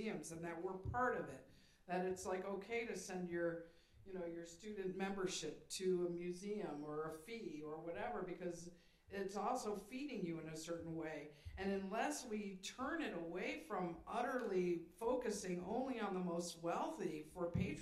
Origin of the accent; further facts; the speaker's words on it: Sandusky, Ohio, United States; moved away; I came from Sandusky, Ohio.